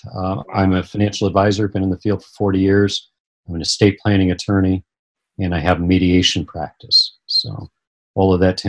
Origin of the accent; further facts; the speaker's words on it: Phoenix, Arizona, United States; now in California, United States; I was raised in Phoenix, Arizona, and knew nothing about Freemasonry at all. Moved out to California in 1987